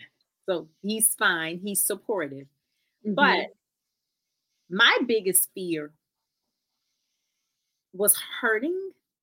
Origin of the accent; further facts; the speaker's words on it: Florida, United States; Florida girls.